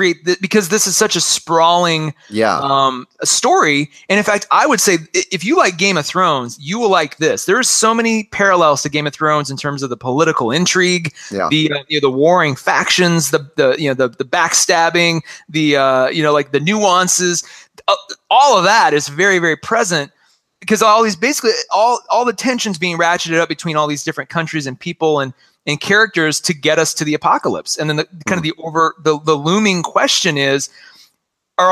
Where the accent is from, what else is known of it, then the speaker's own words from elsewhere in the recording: Western South Dakota, United States; I grew up in Western South Dakota